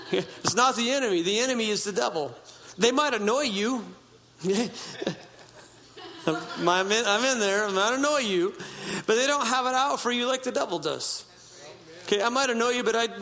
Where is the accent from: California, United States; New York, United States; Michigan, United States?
California, United States; Humboldt County, Northern; I grew up in Humboldt County, Northern California. I grew up in a little tiny town on the Klamath River